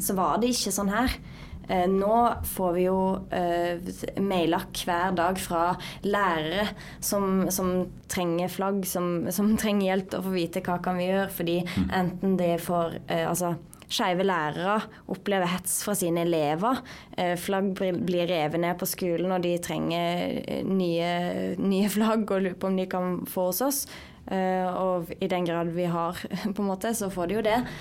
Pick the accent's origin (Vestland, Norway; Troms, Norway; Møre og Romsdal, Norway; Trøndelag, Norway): Vestland, Norway; Sogn og Fjordane; moved away as an adult; now in Oslo, Norway; jeg kommer fra Sogn og Fjordane